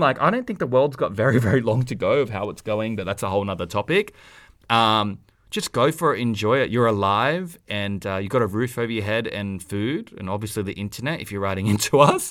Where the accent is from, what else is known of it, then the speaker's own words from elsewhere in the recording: Australia; accent: Aussie; our accents 'cause we're Aussie